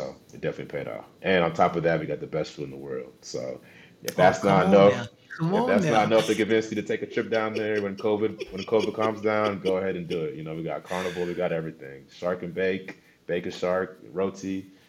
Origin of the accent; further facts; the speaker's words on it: Seattle, Washington, United States; also born or lived in Dallas, Texas / Los Angeles / Chicago / Wisconsin; I was born in Dallas, Texas. Moved around a lot. I mean, I could sit here for 5 minutes listing off every school I went to in every city. places like LA, Chicago, Wisconsin. But I did go to high school in Seattle, Washington.